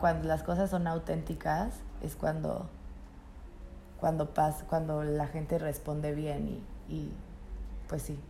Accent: Tampico, Tamaulipas, Mexico; yo soy de Tampico, Tamaulipas, donde el machismo está al 25% más 39. y pues obviamente yo creciendo

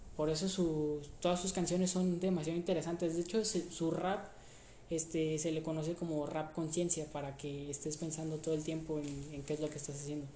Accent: Mexico; aquí en México

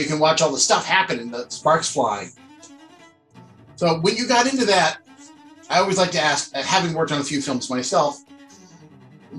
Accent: San Francisco Bay Area, California, United States; I grew up in the San Francisco Bay Area

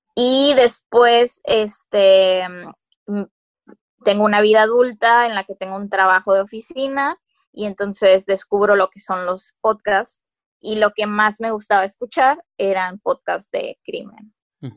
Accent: Mexico

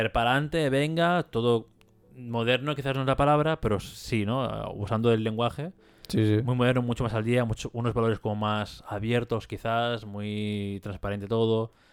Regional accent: Catalonia, Spain

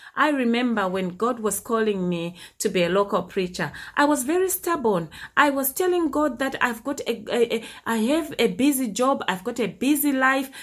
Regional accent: Zimbabwe; my early childhood when I was growing up in Zimbabwe in the early 80s

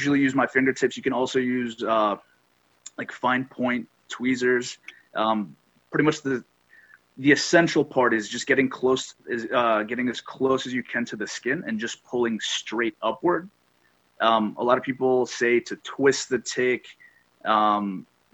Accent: Great Barrington, Massachusetts, United States; also born or lived in Amherst, Massachusetts; I am local to the area. I grew up in Great Barrington

